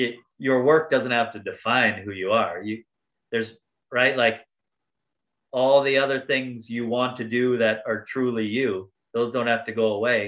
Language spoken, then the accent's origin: English; Cook's Creek, Manitoba, Canada; I'm from Cook's Creek, Manitoba, right? we don't even have a store anymore.